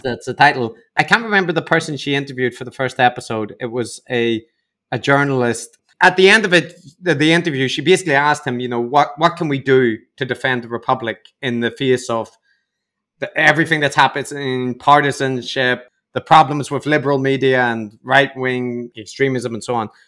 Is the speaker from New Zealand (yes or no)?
no; Northern Ireland, United Kingdom; I come from Northern Ireland